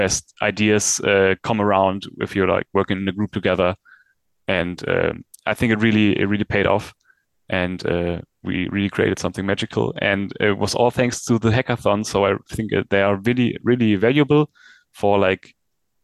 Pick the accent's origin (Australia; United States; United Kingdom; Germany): Germany; I'm from Germany